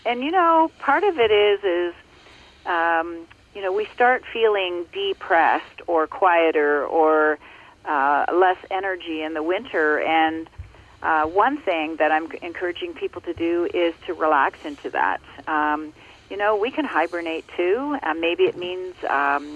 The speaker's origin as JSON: {"language": "English", "region": "Ontario", "country": "Canada", "tie": "born or raised there", "said": "I grew up in Ontario, and I now live in Muskoka in Ontario as well"}